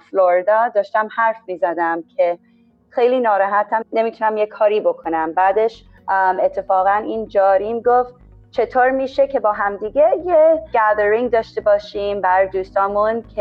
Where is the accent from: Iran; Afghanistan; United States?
United States; Atlanta, Georgia; also born or lived in Tennessee; now in Spain; من آمریکا به دنیا اومدم در تنسی ولی آتلانتا بزرگ شدم و الان تقریبا یه 6 ساله که اسپانیا هستیم